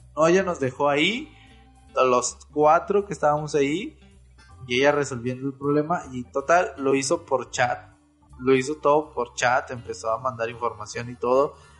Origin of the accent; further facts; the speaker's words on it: Monterrey, Nuevo León, Mexico; Nosotros somos de Monterrey